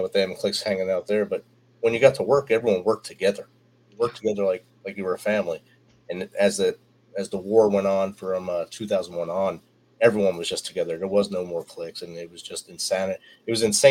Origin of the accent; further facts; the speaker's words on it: Jersey City, New Jersey, United States; I was born in Jersey City